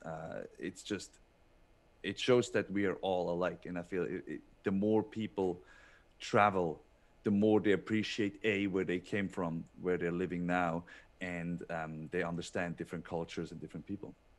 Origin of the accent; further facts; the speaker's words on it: Switzerland; moved away as an adult; growing up in Switzerland where every, every mountain, uh, has its own, like, um, fairy tale book